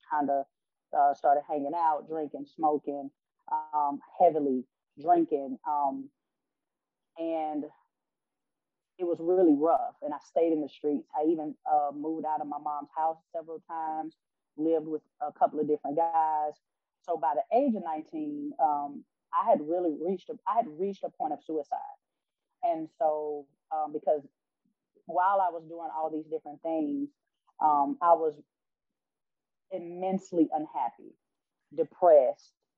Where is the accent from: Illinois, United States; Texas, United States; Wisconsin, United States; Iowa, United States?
Illinois, United States; Chicago; now in Alabama, United States; I'm originally from Chicago